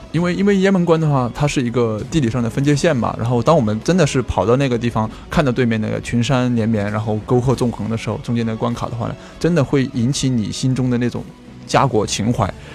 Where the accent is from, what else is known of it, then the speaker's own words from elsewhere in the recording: southern China, China; 我作为一个那个南方人